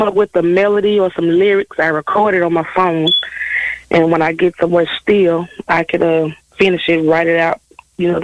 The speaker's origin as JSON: {"language": "English", "town": "Jackson", "region": "Mississippi", "country": "United States", "tie": "born or raised there", "said": "born and raised in Jackson, Mississippi, close to the Delta."}